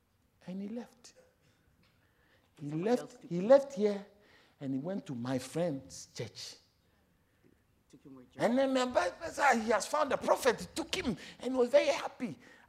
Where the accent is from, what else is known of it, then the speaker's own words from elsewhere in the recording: South Africa; I also came from South Africa.